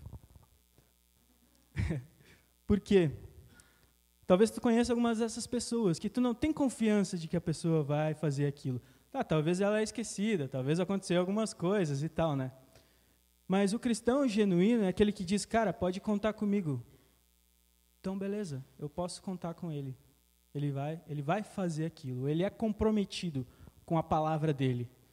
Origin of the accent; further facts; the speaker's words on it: Passo Fundo, Rio Grande do Sul, Brazil; moved away; sou de Passo Fundo, Tchê, e morava com a minha família e tal